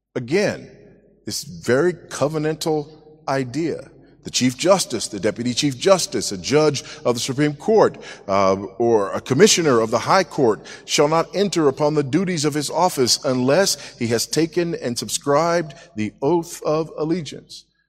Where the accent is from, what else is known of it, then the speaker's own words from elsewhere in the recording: United States; moved away as an adult; now in Zambia; I am an American, but been living in Zambia for six years as of yesterday